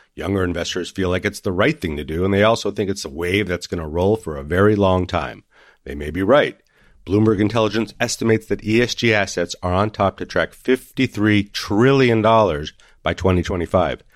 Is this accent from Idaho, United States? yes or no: no; Santa Fe, New Mexico, United States; Santa Fe, New Mexico, my hometown